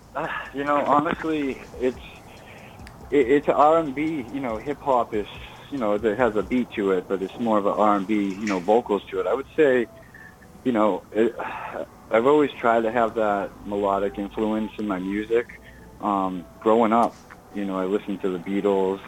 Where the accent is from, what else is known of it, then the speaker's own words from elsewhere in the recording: Burlington, Massachusetts, United States; I'm originally from Burlington, Massachusetts.